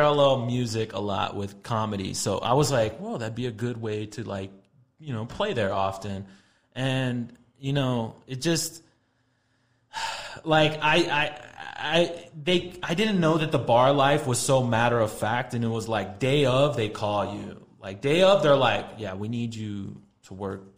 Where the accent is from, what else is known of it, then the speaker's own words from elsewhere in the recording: El Paso, Texas, United States; moved away as an adult; also born or lived in Los Angeles; I grew up in here in El Paso, but I moved out of El Paso when I was 20. Just recently moved back.